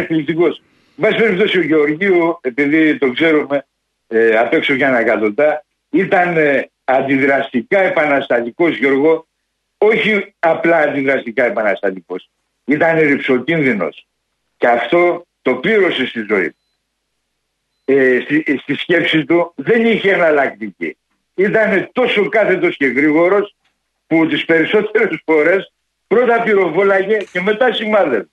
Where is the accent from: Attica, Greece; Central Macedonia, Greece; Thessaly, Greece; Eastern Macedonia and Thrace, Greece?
Attica, Greece; Athens; Μεγαλώσαμε στα Πετράλωνα